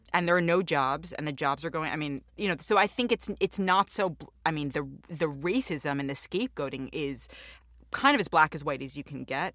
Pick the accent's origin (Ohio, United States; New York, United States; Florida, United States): New York, United States; New York City; I'm Jewish and I grew up in New York